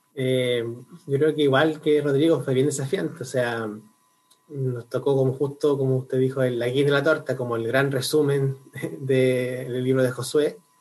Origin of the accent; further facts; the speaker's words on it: Concepción, Biobío, Chile; moved away as an adult; now in Santiago, Chile; yo soy oriundo de Concepción